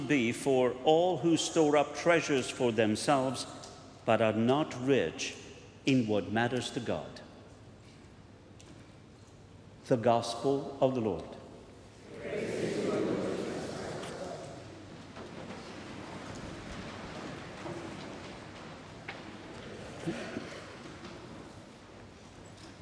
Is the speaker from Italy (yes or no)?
yes; Italy; moved away; I come from Italy